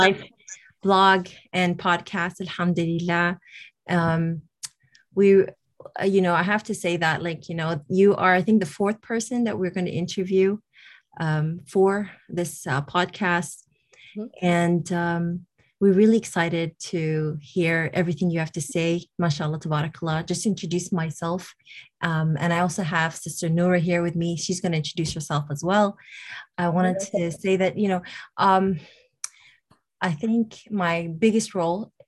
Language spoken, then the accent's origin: English; Toronto, Ontario, Canada; I'm from Toronto, Canada